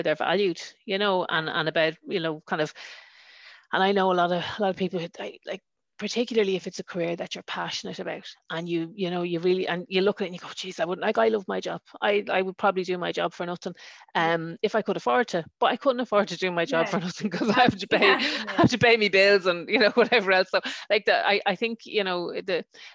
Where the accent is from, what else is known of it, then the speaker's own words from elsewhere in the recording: Dublin, Leinster, Ireland; accent: Dublin; moved away; also born or lived in a border town; I was born in Ballyfermot. I know, growing up, loads of the fellas on my road, I lived on London Road